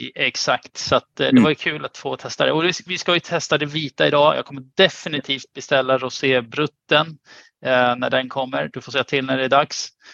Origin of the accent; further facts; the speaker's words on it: Russia; now in Sweden; som ryss själv